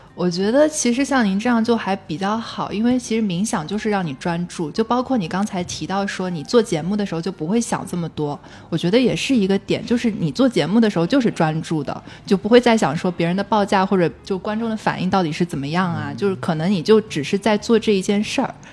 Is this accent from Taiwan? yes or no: no; southern China, China; accent: southern; 我是南方人